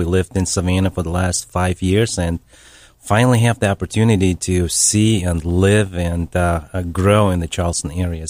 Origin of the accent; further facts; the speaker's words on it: Russia; born there; I was born in Russia.